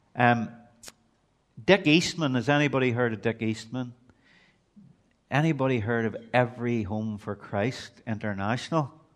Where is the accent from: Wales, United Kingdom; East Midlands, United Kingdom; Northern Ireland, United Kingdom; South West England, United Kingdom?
Northern Ireland, United Kingdom; Belfast; moved away as an adult; now in Portadown, United Kingdom; I'm originally from East Belfast